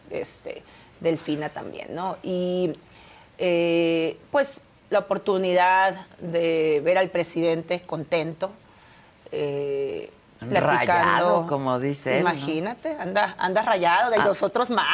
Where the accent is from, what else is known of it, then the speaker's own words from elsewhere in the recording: Baja California, Mexico; Yo nací en Baja California, ahí crecí, conozco muy bien mi estado